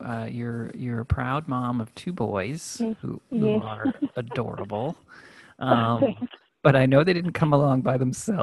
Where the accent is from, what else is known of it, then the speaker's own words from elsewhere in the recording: Texas, United States; a young man that grew up in Texas like myself